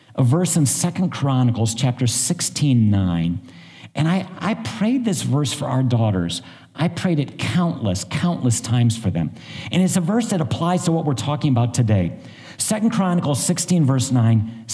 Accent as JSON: {"language": "English", "region": "northern Ohio", "country": "United States", "tie": "born or raised there", "said": "I grew up in northern Ohio"}